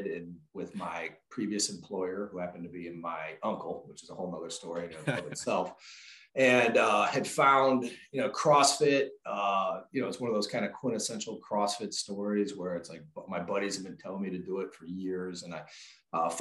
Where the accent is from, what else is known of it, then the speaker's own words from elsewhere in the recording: Chicago suburbs, Illinois, United States; Born and raised in the Chicago suburbs